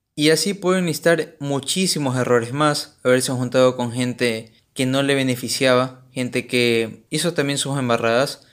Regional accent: Ecuador; soy ecuatoriano

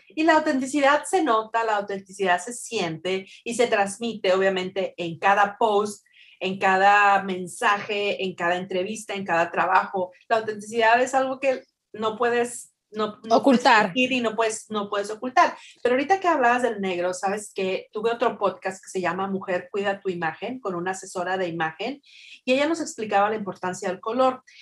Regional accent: Mexico; moved away; cuando éramos niños en México

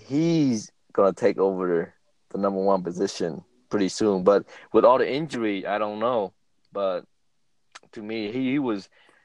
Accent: Ohio, United States; now in Las Vegas, United States; I'm originally from Ohio, though.

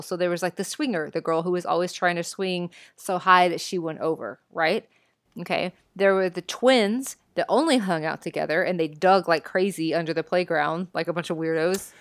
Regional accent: Texas, United States

